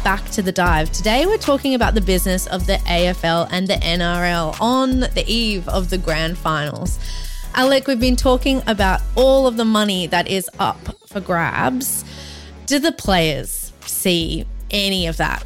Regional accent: Brisbane, Queensland, Australia; also born or lived in Collingwood, Melbourne; now in Melbourne, Australia; my hometown's Brisbane

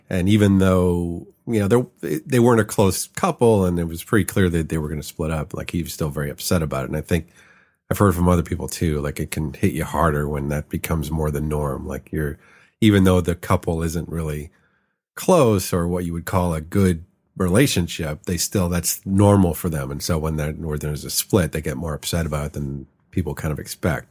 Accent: Chicago, Illinois, United States; moved away as an adult; also born or lived in San Francisco; now in Los Angeles, United States; moved to Chicago when I was five. So I grew up in Chicago. I lived there for thirty-three years.

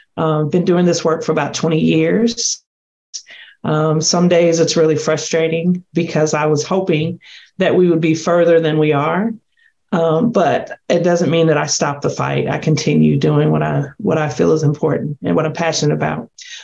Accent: Southern Indiana, United States; moved away as an adult; also born or lived in Colorado; now in Clarksville, United States; I grew up in Indiana, Southern Indiana, which is a very different experience.

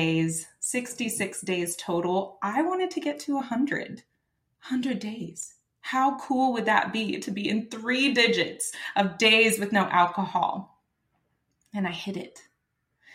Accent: Texas, United States; I'm from Texas

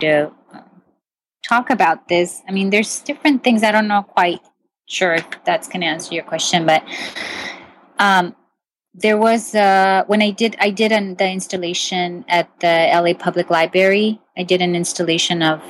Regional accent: Mexico; moved away; I grew up my childhood, pretty much I grew up in Mexico.

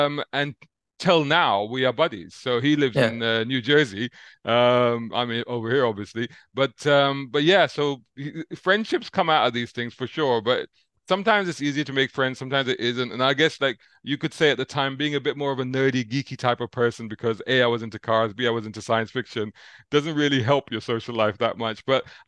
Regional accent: London, United Kingdom; I grew up in Islington in central London, and near Central Street. So it's sort of between Barbican and Moorgate, around that area.

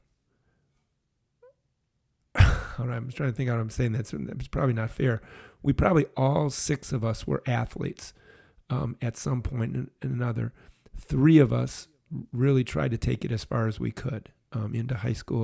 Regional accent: Brookfield, Wisconsin, United States; Grew up in Brookfield, Wisconsin

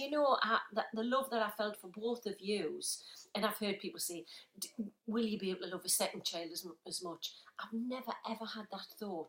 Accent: Wallsend, North East England, United Kingdom; So, I was born in a place called Walls End

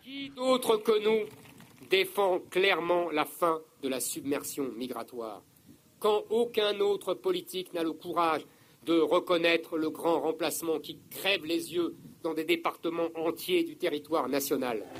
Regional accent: France; J'ai grandi dans la France du général de Gaulle

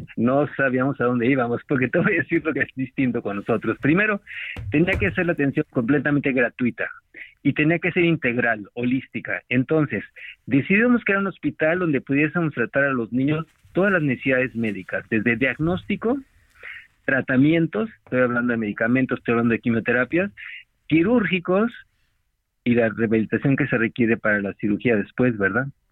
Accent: Mexico; todos los miembros del consejo somos requete mexicanos

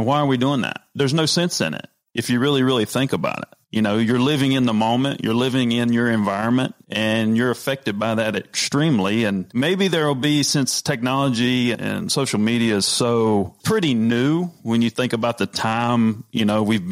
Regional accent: North Carolina, United States; moved away as an adult; also born or lived in New Jersey; I'm from North Carolina.

